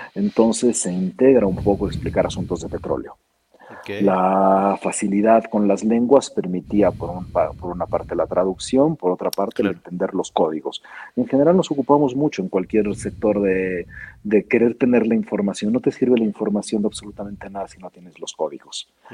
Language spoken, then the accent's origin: Spanish; Mexico; Yo soy primera generación mexicano, sirio-mexicano